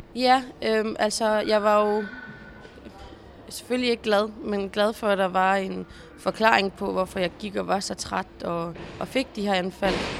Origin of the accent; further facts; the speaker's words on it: Zealand, Denmark; also born or lived in Jutland / Stenløse; da jeg flyttede fra Jylland øh, her tilbage til Sjælland